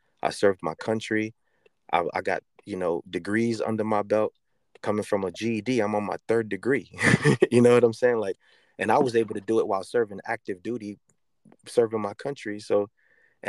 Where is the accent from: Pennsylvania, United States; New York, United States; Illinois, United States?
New York, United States; New York City; moved away as an adult; I've officially been out the Bronx for as long as I was in the Bronx